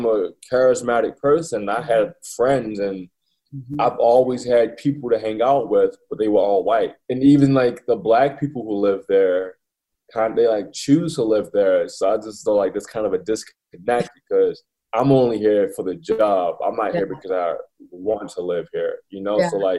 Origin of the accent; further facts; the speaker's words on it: Baltimore, Maryland, United States; moved away as an adult; also born or lived in Montana; I grew up in Baltimore.